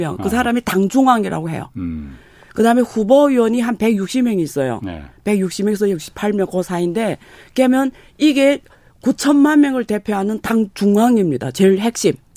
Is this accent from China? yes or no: yes; China; 저는 조선족이거든요